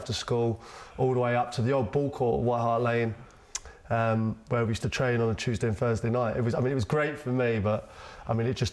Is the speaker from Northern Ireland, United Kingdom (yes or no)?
no; London, United Kingdom; I grew up in West London